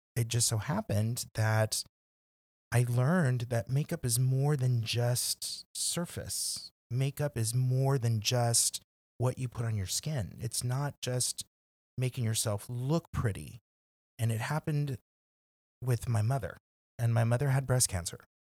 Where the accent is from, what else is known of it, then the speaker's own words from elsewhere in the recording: McAllen, Texas, United States; moved away; also born or lived in San Antonio / New York; I'm from McAllen, Texas